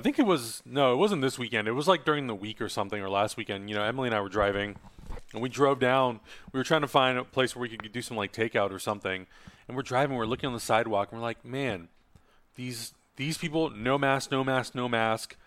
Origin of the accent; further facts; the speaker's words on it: Czechia; now in United States; my home country, Czech Republic